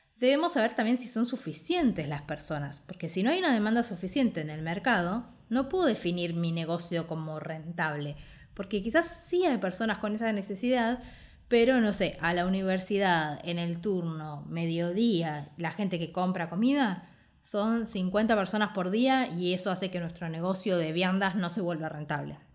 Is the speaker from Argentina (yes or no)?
yes; Argentina